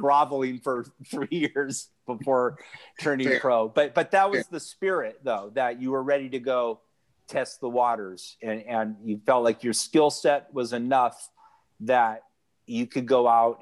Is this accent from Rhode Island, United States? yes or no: no; Santa Cruz, California, United States; also born or lived in Laguna Beach, California; I was born in Laguna Beach, California. I'm a California native. My family moved to Santa Cruz when I was 3. And I grew up, it's a surf town